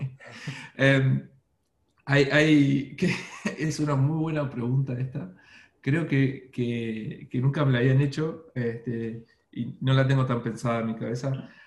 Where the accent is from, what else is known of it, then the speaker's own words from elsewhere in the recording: Argentina; moved away as an adult; also born or lived in Buenos Aires, Argentina; now in Melbourne, Australia; como verán por mis acentos, no soy ecuatoriano, soy de Argentina, viví muchos años en Buenos Aires